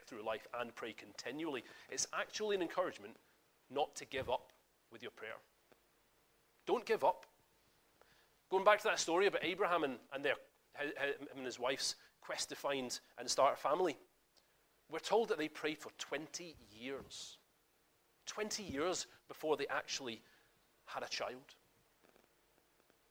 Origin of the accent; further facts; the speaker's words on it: Scotland, United Kingdom; I'm Scottish